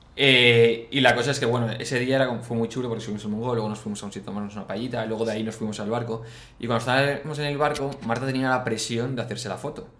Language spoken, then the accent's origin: Spanish; Valencia, Valencian Community, Spain; nosotros de Valencia